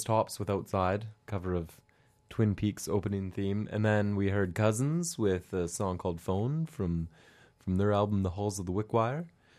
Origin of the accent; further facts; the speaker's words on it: White Rock, British Columbia, Canada; I came from White Rock.